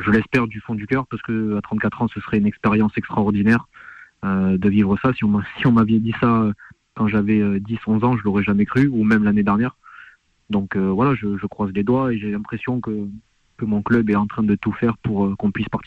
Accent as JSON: {"language": "French", "town": "Lille", "region": "Hauts-de-France", "country": "France", "tie": "born there", "said": "j'ai 34 ans et j'ai bougé dans pratiquement toute la France. Après, moi je suis né à Lille, si vous voulez tout savoir."}